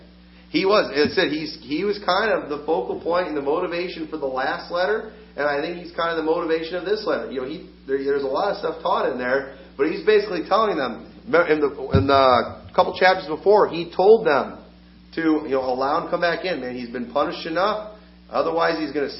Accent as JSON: {"language": "English", "country": "United States", "said": "As an American"}